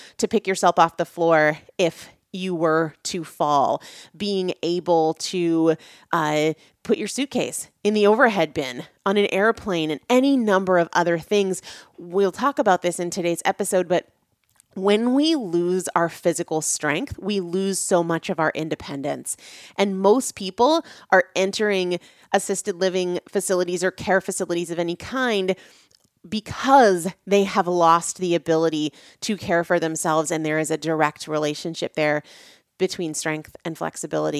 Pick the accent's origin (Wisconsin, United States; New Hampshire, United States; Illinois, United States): New Hampshire, United States; moved away as an adult; also born or lived in Washington, D.C. / North Carolina / Natick, Massachusetts; I grew up in New England. I grew up in New Hampshire.